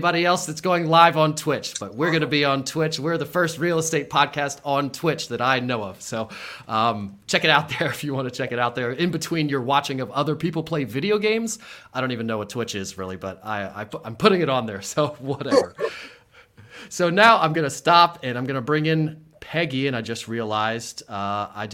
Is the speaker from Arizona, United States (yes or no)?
no; Mechanicsburg, Pennsylvania, United States; also born or lived in Williamsport, Pennsylvania; I grew up on the Hill, went to Mechanicsburg High School